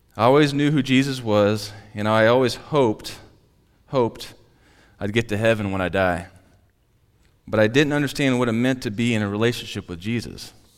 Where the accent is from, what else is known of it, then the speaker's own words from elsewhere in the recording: Platte City, Missouri, United States; also born or lived in Tracy; I loved growing up in Platte City.